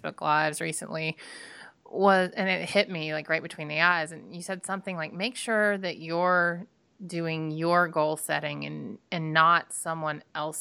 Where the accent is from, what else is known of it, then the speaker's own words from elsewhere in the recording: Georgia, United States; I'm from Georgia